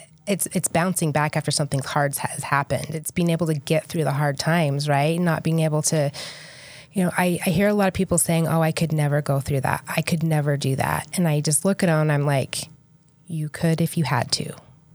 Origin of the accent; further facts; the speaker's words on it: Idaho, United States; now in St. George, United States; I've been in St. George for almost 10 years. I moved here from Idaho. I always say I'm Idaho girl at heart.